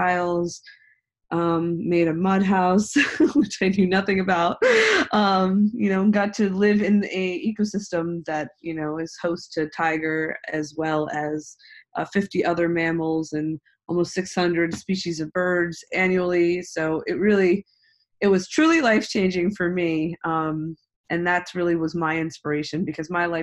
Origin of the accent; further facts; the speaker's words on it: United States; moved away as an adult; also born or lived in India; I was born in the United States in a suburban lifestyle, a very typical, I would say, suburban